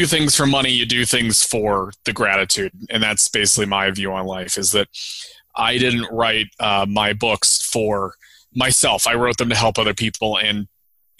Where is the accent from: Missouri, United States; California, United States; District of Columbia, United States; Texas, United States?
Missouri, United States; St. Louis; moved away; also born or lived in Colorado; I'm from St. Louis, Missouri, and St. Louis, Missouri is a cooking town